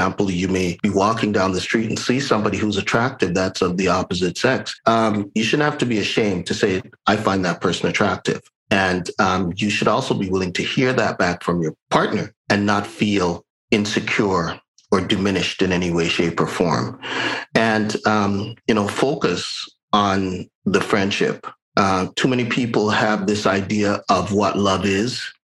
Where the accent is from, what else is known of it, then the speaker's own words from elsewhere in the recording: Jamaica; now in Canada; I'm a Jamaican